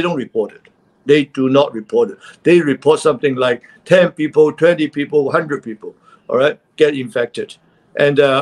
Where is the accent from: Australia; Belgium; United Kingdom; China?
China; Shanghai; moved away; also born or lived in Beijing / Hong Kong; I was born in Shanghai, and I've been there in Shanghai total for 15 years and Beijing for 10 years